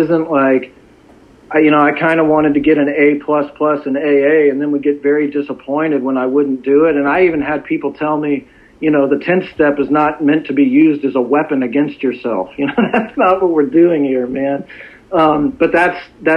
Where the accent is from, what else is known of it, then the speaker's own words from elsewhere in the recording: Dallas, Texas, United States; I grew up in Dallas. Dallas is a great place.